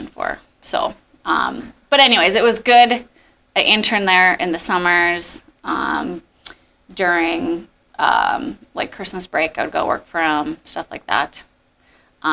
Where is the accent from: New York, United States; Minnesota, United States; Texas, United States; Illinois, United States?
Minnesota, United States; East Grand Forks; I grew up in East Grand Forks, Minnesota. So haven't moved too far